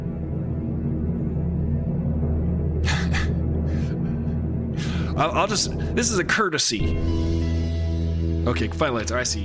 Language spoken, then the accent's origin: English; Long Island, New York, United States; I am also from Long Island.